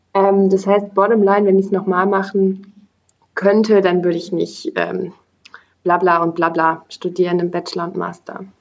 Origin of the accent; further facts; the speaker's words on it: Bonn, North Rhine-Westphalia, Germany; moved away as an adult; now in Berlin, Germany; aufgewachsen in Bonn, studiert hauptsächlich im Ausland